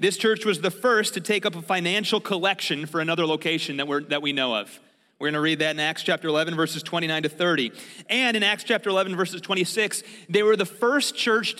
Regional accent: Chicago, Illinois, United States; also born or lived in Thailand; When I was living in Thailand and I would tell people I was from Chicago

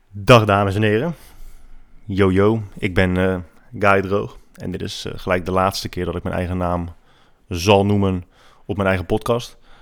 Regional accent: Netherlands; als Nederlanders

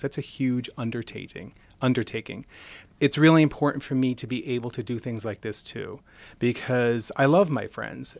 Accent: Nassau-Queens border, Long Island, New York, United States; moved away as an adult; now in Rochester, United States; I grew up right outside New York City. on the Nassau Queens border of Long Island and moved up here about thirteen years ago.

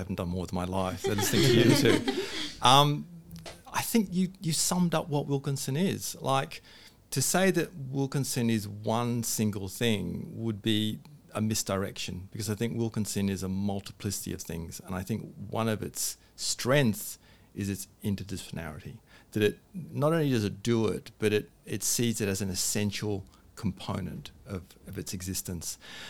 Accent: England, United Kingdom; born there; also born or lived in Australia / California; I was born in England, spent some of my time in Australia, and so I have this weird accent, then went back to England where I worked at the University of London and Sussex University.

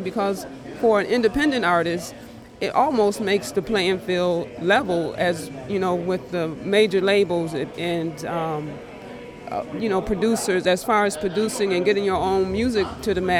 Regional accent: Rochester, New York, United States; From Rochester, New York

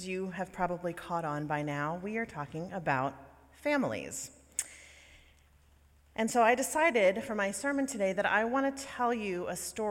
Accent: New Orleans, Louisiana, United States; moved away; I was born and raised in the South, in Louisiana, and New Orleans to be specific

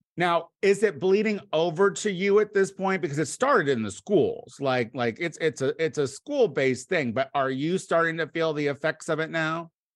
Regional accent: Bloomington, Illinois, United States; born or raised there

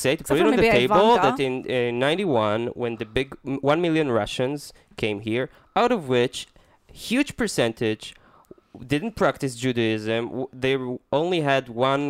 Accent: Minnesota, United States; accent: Minnesota; Yeah. It's my Minnesota accent.

